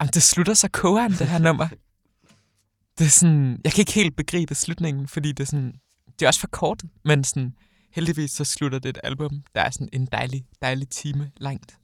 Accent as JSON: {"language": "Danish", "town": "Odense", "region": "Southern Denmark", "country": "Denmark", "tie": "born or raised there", "moved": "as an adult", "lives_now": "Copenhagen, Denmark", "said": "nu flyttede jeg hjemmefra fra Odense til København i sommer"}